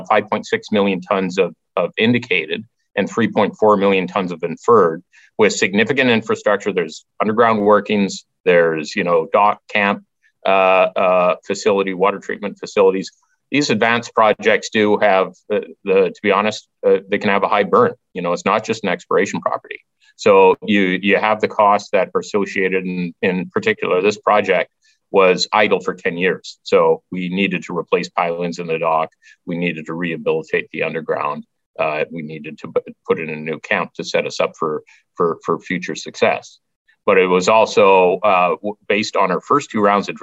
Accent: Stewart, British Columbia, Canada; my hometown of Stewart, BC

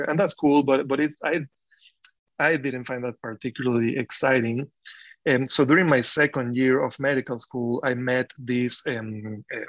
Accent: Caracas, Capital District, Venezuela; moved away as an adult; now in Iowa, United States; I grew up in Caracas

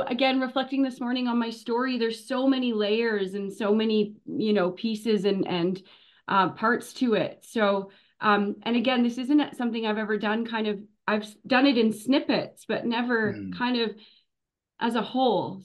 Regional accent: North Shore of Lake Superior, Northern Ontario, Canada; now in Sunshine Coast, Canada; I was born in Northern Ontario. I grew up uh, in on the North Shore of Lake Superior, about oh, wow, two okay. hours east of Thunder Bay in a little tiny hmm. town

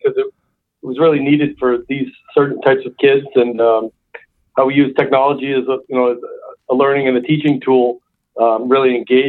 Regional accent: Massachusetts, United States; I am also from Massachusetts.

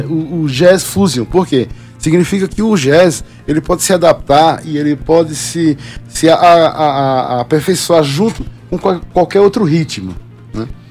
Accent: Northeast Region, Brazil; moved away; also born or lived in Paraíba; eu sou, sou nordestino

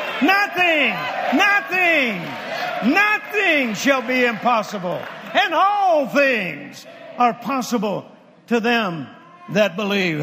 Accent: the South, United States; I grew up in the South.

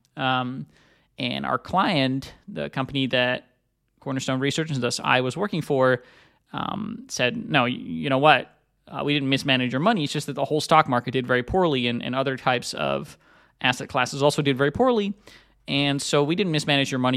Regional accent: Netherlands; moved away as an adult; also born or lived in United States; I'm originally from Europe. I also, I'm, I'm from the Netherlands. I, I live in Amsterdam again these days after having lived in the U S for a long time.

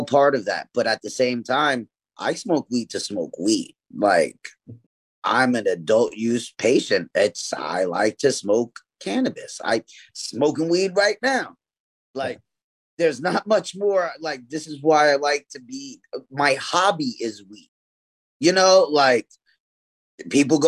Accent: New York City, New York, United States; I grew up in East New York, Brooklyn

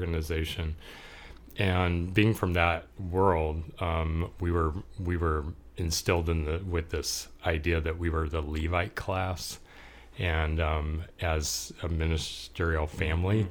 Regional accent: Orange County, California, United States; I grew up in Orange County

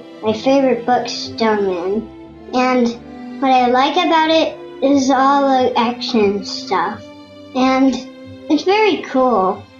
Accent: Gulfport, Mississippi, United States; I'm from Mississippi Gulfport.

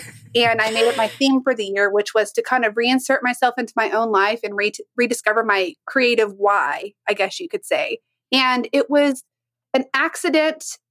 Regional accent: Dallas, Texas, United States; I was born in Dallas, Texas.

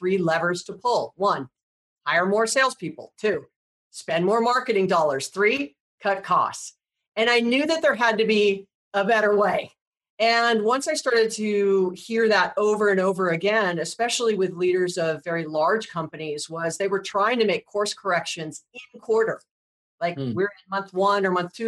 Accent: Hawaii, United States; I was born and raised in Hawaii

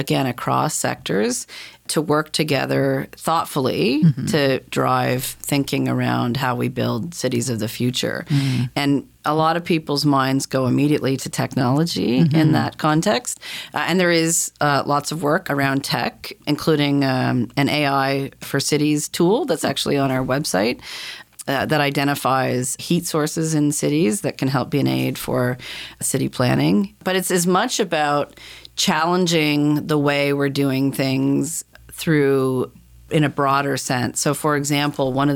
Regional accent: Halifax, Nova Scotia, Canada; I was born and raised in Halifax, went to university here

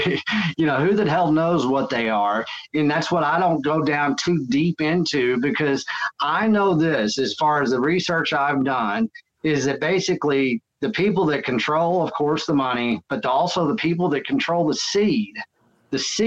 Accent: Texas, United States; I am from Texas. And so, you know, that's what I was raised to do anyways.

